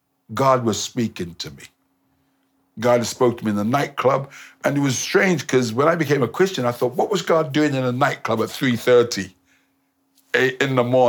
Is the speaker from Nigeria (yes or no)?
yes; Nigeria; I'm from Nigeria.